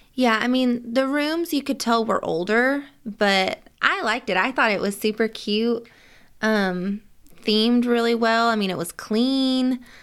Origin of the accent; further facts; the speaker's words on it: Nashville, Tennessee, United States; we're from Nashville